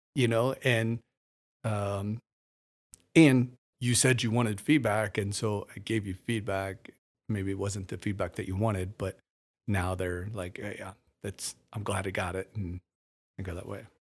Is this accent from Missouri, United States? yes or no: yes; Warsaw, Missouri, United States; moved away as an adult; also born or lived in Las Vegas, Nevada; now in Kokomo, United States; I'm from the Ozarks in Missouri